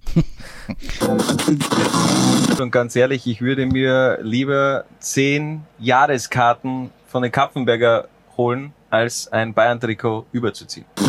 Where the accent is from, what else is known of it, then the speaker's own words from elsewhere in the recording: a village in Styria, Austria; Ich komme direkt aus dem Wald, wenn man ehrlich ist, äh, aus einem Dorf in der Steiermark.